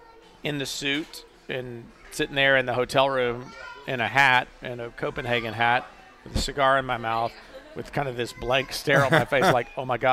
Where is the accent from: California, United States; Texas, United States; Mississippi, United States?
Texas, United States; I am a Texan, and I actually once drove the number 14.